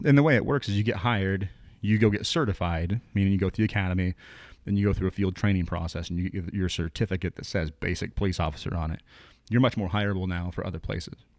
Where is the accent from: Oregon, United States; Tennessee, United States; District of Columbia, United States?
Oregon, United States; Willamette Valley; moved away as an adult; I grew up in the Willamette Valley, came down here for school